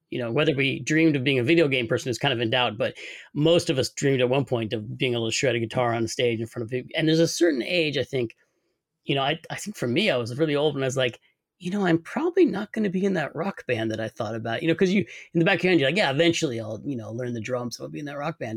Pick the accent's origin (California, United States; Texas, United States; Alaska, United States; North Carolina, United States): California, United States; Sonoma; I grew up in Sonoma